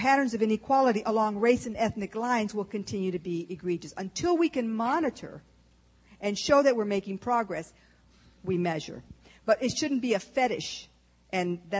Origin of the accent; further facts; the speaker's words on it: Texas, United States; moved away; also born or lived in Michigan; I was born in Texas. Lone Star